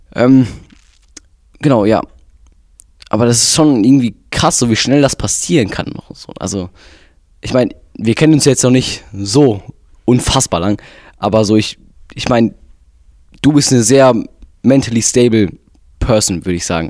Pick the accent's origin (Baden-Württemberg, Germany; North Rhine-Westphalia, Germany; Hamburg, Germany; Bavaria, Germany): North Rhine-Westphalia, Germany; Wir sind ja beide in Nordrhein-Westfalen geboren und leben hier